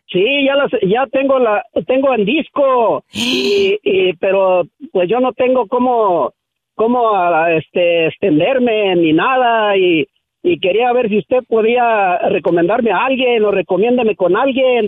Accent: Nayarit, Mexico; also born or lived in Aguascalientes; yo soy nacido en Aguascalientes, pero criado en Nayarí

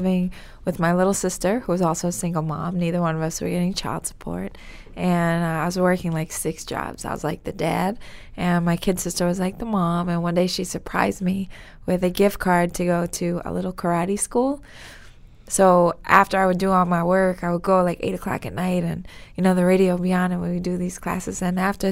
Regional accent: New York City, New York, United States; I grew up in Garrison Beach. It was a really small community in Brooklyn

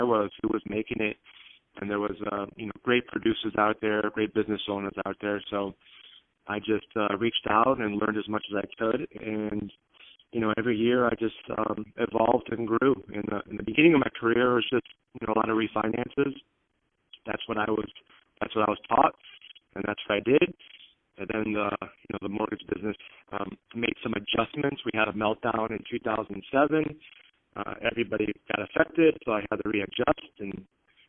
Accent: Chicago, Illinois, United States; first language Greek; English is a second language; moved away as an adult; now in San Diego, United States; I'm Greek and a city boy raised in Chicago. Both parents of mine spoke Greek only, so that was my first language

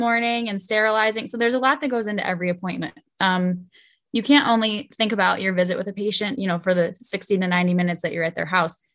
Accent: Buffalo, New York, United States; I am from Buffalo.

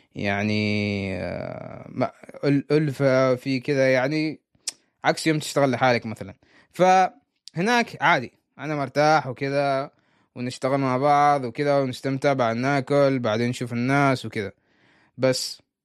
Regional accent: Oman; أنا عماني

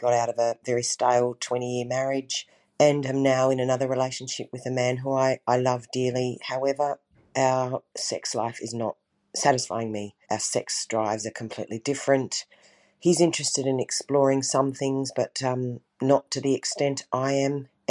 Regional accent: Australia; I'm from Australia and absolutely love your podcast. And I have a question for you. I'm almost a 50-year-old woman

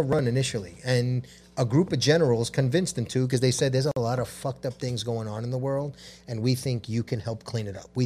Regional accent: New York City, New York, United States; I'm a New Yorker

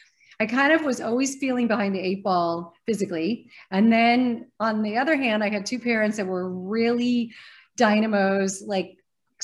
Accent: Arizona, United States; moved away as an adult; also born or lived in New York; now in California, United States; I grew up in Arizona

